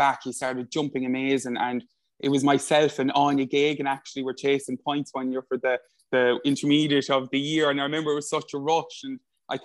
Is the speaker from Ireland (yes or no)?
yes; Limerick, Munster, Ireland; I'm 29 years of age and I come from Limerick.